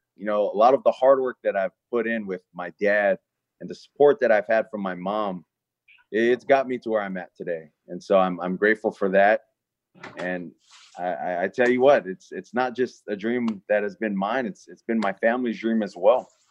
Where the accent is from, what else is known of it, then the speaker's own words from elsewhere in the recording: Hawaii, United States; moved away; I'm from Hawaii. I'm kid from an island